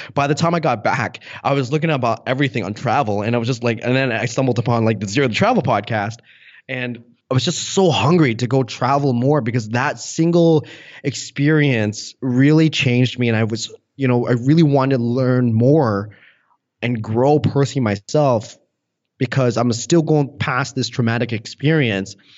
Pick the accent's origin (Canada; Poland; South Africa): Canada; I was born and raised in Canada